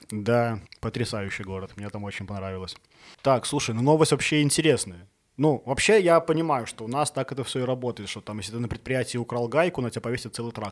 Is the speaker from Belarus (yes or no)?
yes; Smarhon, Grodno Region, Belarus; now in Minsk, Belarus; я, я родом из Сморгони.